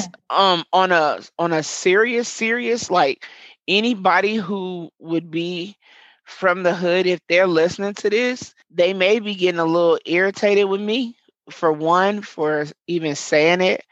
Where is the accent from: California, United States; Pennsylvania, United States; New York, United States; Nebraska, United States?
Nebraska, United States; Omaha; Murder Town is the neighborhood that I was born and raised in.